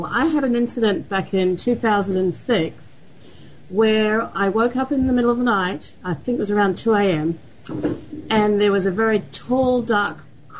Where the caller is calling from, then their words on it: Sydney, New South Wales, Australia; I'm calling from Sydney, Australia.